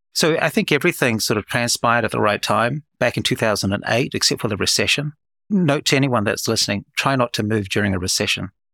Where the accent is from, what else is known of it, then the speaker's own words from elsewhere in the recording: New Zealand; moved away as an adult; now in Oklahoma City, United States; I'm born and bred in New Zealand, which explains my accent